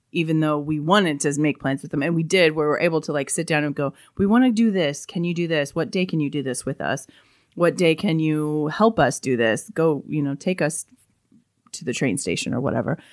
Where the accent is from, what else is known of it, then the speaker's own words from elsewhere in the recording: Colorado, United States; I grew up in Colorado